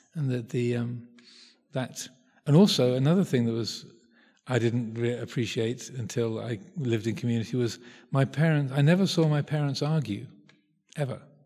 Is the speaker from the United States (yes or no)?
no; South East England, United Kingdom; I grew up in Southeast England